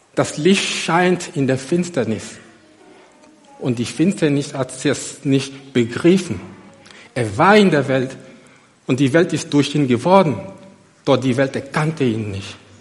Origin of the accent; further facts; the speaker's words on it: Côte d’Ivoire; moved away as an adult; now in Germany; nach Abidjan gef, gef, gef, geflogen, in die Elfenbeinküste, in meine Heimat. Ich bin seit über 18 Jahren in Deutschland